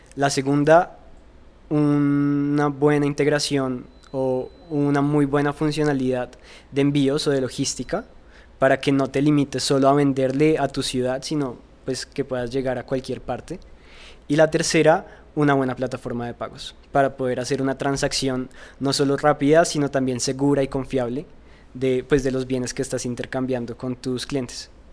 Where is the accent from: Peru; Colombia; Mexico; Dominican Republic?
Colombia; yo soy un joven colombiano